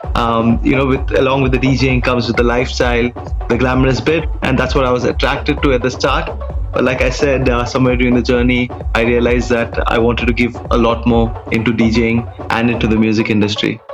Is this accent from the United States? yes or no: no; Dubai, United Arab Emirates; I was born and raised in Dubai